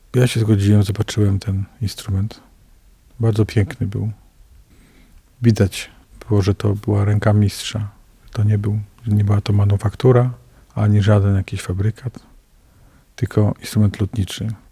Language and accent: Polish; Poland; To jest kościół mojego dzieciństwa, ponieważ ja się wychowałem na starówce